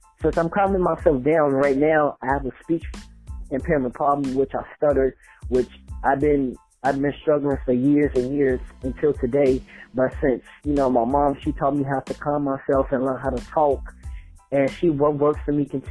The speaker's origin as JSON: {"language": "English", "town": "Gary", "region": "Indiana", "country": "United States", "tie": "born or raised there", "also_born_or_lived": "Chicago, Illinois", "said": "Originally I'm from Gary, Indiana, but my birthplace is Chicago, Illinois, but I'm from Gary, Indiana, the 219"}